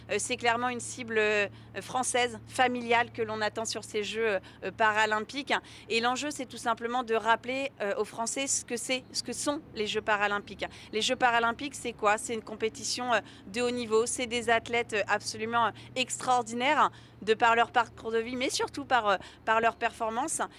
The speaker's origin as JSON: {"language": "French", "country": "France", "said": "en tant que Français"}